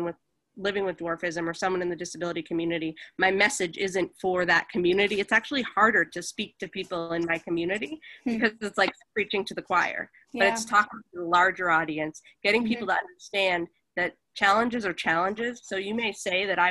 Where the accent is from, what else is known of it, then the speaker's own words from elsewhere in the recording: Boston, Massachusetts, United States; moved away as an adult; also born or lived in Los Angeles; I'm originally from Boston, Massachusetts, so I moved out there after college